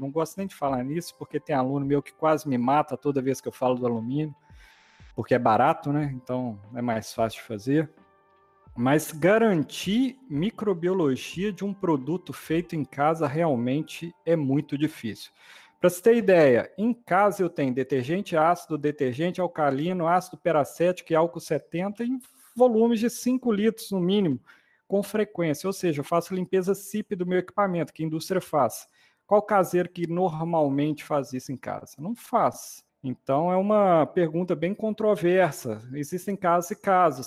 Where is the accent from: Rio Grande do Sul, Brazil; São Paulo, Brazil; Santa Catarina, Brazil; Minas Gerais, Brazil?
Minas Gerais, Brazil; Sete Lagoas; moved away as an adult; also born or lived in Viçosa / Espírito Santo; eu sou daqui da região, fui criado em Sete Lagoas